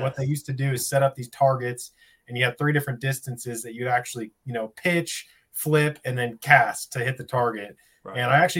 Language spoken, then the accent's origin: English; Jacksonville, Oregon, United States; I grew up in Jacksonville, Oregon, which is real close to Medford. It's very Southern Oregon. So a real dry climate.